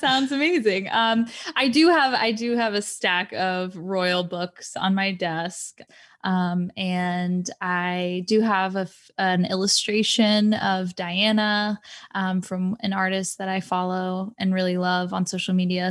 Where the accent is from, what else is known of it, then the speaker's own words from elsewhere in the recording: Florida, United States; also born or lived in Scotland; I grew up in Florida